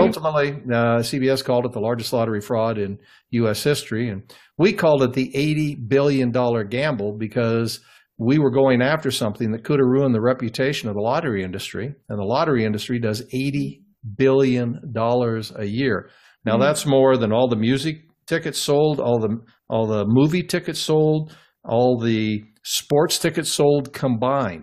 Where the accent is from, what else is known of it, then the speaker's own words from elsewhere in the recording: Cooper, Midwest, United States; moved away; my hometown, that little town of 50 farm community